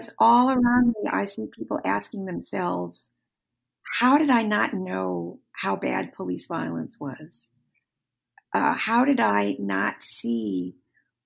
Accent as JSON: {"language": "English", "region": "Michigan", "country": "United States", "tie": "born or raised there", "said": "you and I grew up in the same hometown. I grew up in the Roman Catholic faith. And the church that I grew up in Michigan, is still all white"}